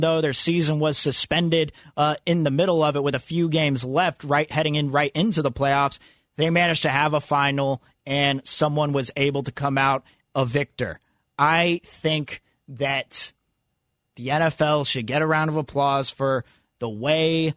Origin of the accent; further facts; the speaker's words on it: Fremont, California, United States; Growing up in Fremont